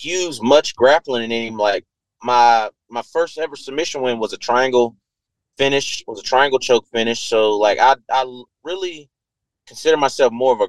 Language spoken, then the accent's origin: English; Georgia, United States; where I live at in my hometown, they filmed The Walking Dead out here